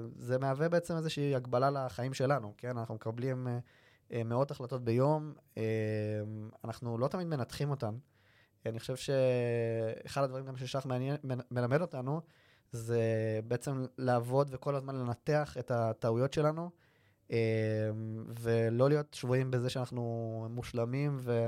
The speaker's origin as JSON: {"language": "Hebrew", "town": "Kfar Saba", "region": "Central District", "country": "Israel", "tie": "born or raised there", "said": "אני גדלתי בכפר סבא"}